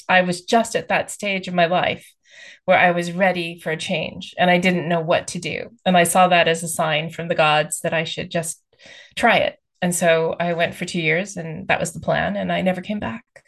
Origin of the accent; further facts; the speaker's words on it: Texas, United States; moved away as an adult; now in United Kingdom; I grew up in the states. I grew up actually in Texas